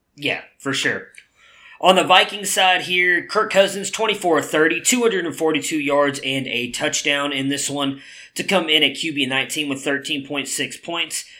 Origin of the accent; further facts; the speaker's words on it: Cleveland, Ohio, United States; my hometown Cleveland Browns